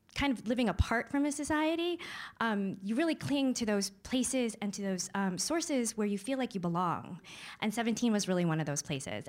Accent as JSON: {"language": "English", "town": "Syracuse", "region": "New York", "country": "United States", "tie": "born or raised there", "said": "I was growing up in Syracuse. It was a predominantly white suburb"}